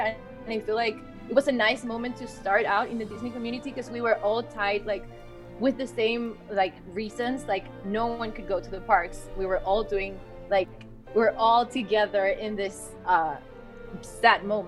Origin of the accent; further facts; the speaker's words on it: Chile; first language Spanish; English is a second language; I'm actually from Chile